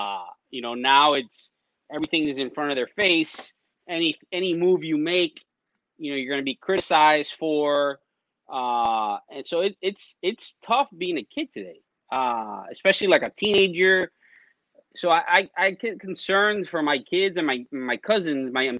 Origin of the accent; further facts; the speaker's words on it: Westchester, Florida, United States; I grew up in Westchester